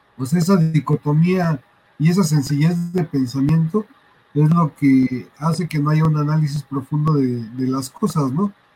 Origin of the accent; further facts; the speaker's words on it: Mexico; yo crecí en Barrio 13